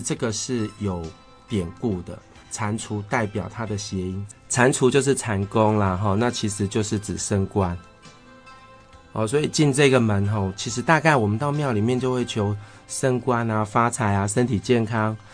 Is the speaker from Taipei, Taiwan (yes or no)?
no; Changhua County, Taiwan; 我们彰化人的， 诶， 应该讲信仰中心